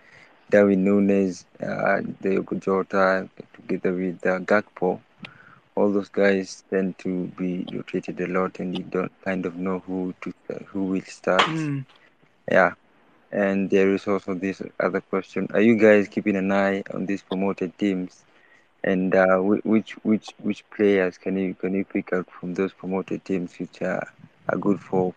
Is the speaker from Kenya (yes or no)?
yes; Kenya; Yeah, I'm from Kenya.